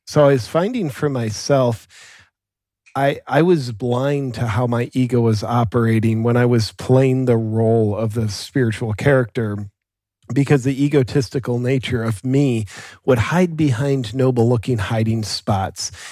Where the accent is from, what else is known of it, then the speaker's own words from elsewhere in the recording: Ohio, United States; moved away as an adult; also born or lived in Southern California; now in Austin, United States; I grew up in Ohio on acreage kinda out in farm country